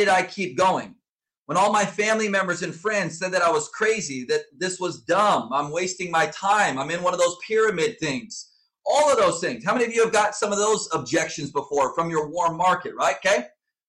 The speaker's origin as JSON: {"language": "English", "region": "Southern California", "country": "United States", "tie": "born or raised there", "said": "I was born and raised in Southern California. I grew up on the beach"}